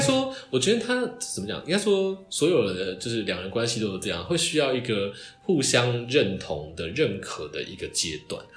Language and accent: Chinese; Taiwan; first language Chinese; 我们台湾人